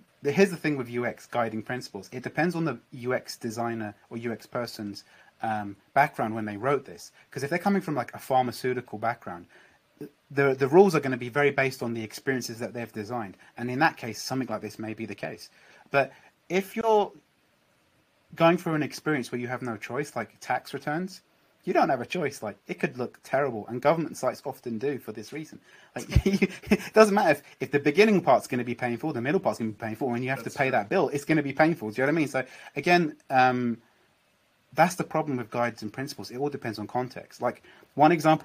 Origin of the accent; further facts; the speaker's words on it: United Kingdom; now in London, United Kingdom; I'm British, I was obviously traveling around London, even though I live in London